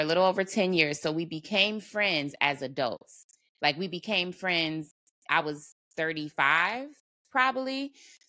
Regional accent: Cleveland, Ohio, United States; moved away as an adult; now in Dallas, United States; we're both from Ohio, Cleveland, Ohio

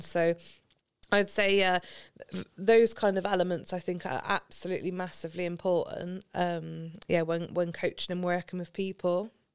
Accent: Gloucestershire, South West England, United Kingdom; So I'm from Gloucestershire, in case you can't tell from the accent. I, we grew up on a street

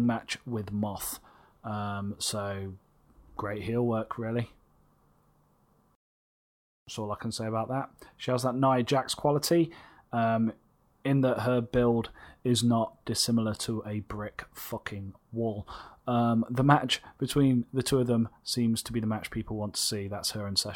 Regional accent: England, United Kingdom; as English people

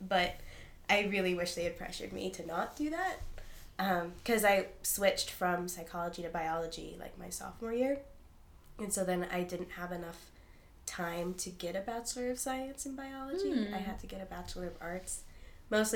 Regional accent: Eagle, Idaho, United States; moved away as an adult; also born or lived in Spokane, Washington; now in Washington, D.C., United States; I am from a suburb of Boise, Idaho, called Eagle, Idaho

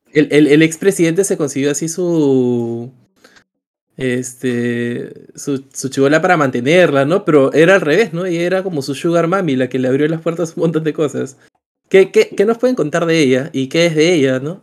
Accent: Peru; todo lo que nosotros hemos vivido como peruanos

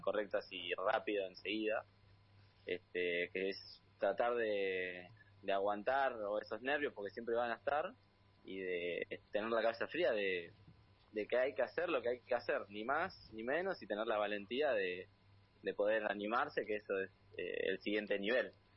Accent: Buenos Aires, Argentina; Yo soy de acá de Buenos Aires

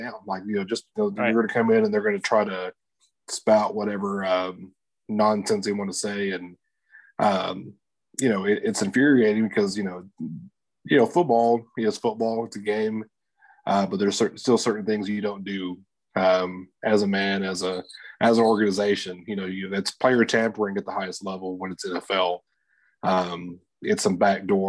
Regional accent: Lubbock, Texas, United States; I'm from Lubbock, you know, Texas Tech

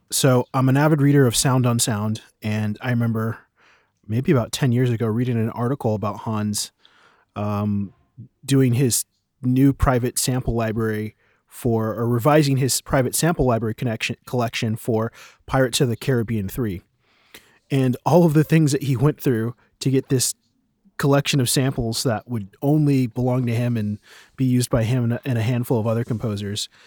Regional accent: United States; now in Berlin, Germany; I am an American composer and, um, sample producer based in Berlin

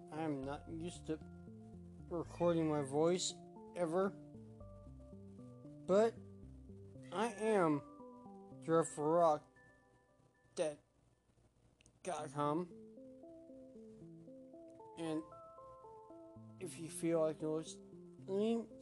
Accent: Evansville, Indiana, United States; I am from Evansville, Indiana. Born and raised

